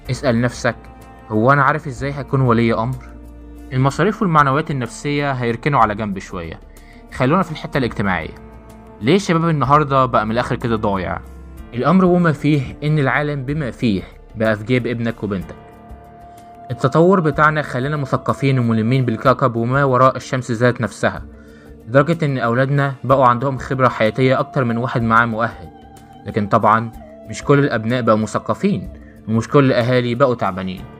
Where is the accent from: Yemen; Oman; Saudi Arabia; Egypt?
Egypt; القيم بتاعتنا كمصريين لنا حس العشم والمودة المميزة بتاعتنا